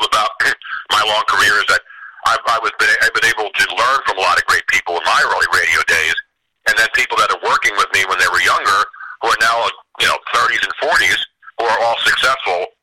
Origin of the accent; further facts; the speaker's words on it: Philadelphia, Pennsylvania, United States; I was a young teenager growing up in South Philly